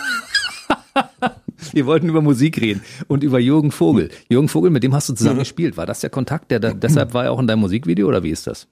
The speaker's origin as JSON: {"language": "German", "region": "Berlin", "country": "Germany", "tie": "born or raised there", "moved": "as an adult", "lives_now": "Potsdam, Germany", "said": "Ich komme aus Kaulsdorf."}